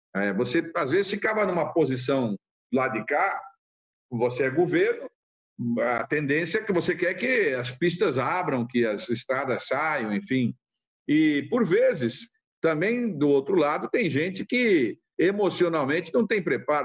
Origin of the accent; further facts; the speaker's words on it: São Paulo, Brazil; a gente vem de São Paulo